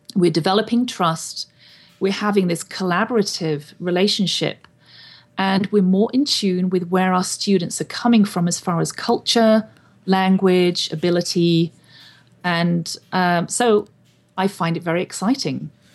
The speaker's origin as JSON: {"language": "English", "region": "England", "country": "United Kingdom", "tie": "born or raised there", "moved": "as an adult", "lives_now": "Wenatchee, United States", "said": "I was born and raised in England"}